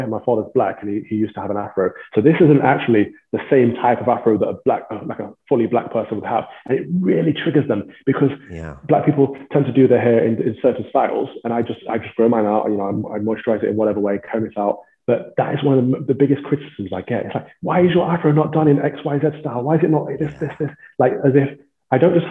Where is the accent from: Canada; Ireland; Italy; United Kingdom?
United Kingdom; Midlands; moved away; as a child growing up in the Midlands, I was the only black kid in my school